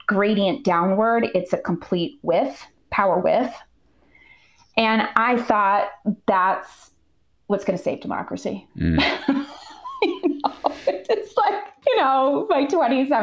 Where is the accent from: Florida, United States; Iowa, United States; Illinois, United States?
Iowa, United States; Ottumwa; moved away as an adult; also born or lived in Chicago; now in Minnesota, United States; Where I grew up in Iowa, I grew up in a town called Ottumwa, which was very class divided